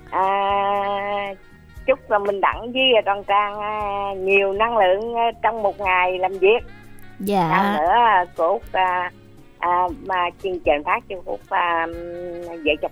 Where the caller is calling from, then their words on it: Đức Hòa, Long An, Vietnam; à cô út à, ở đức hòa long